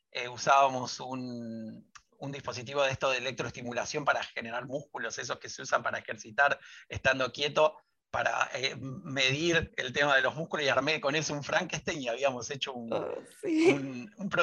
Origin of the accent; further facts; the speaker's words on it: Rosario, Santa Fe, Argentina; Rosario, y ahí hice toda mi secundaria y soy como, o sea, mi, elección o, siempre que digo de dónde soy, soy de Rosario